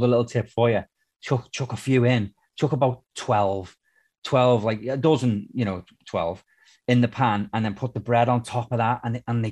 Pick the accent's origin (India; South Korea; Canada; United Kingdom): United Kingdom; moved away; I'm British.